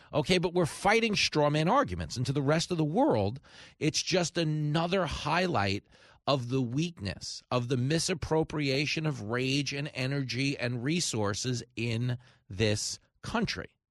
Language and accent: English; New York, United States; he's a senator here in my home state